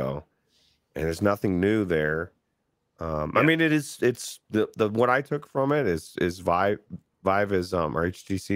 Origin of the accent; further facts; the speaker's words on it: United States; me as an American in the United States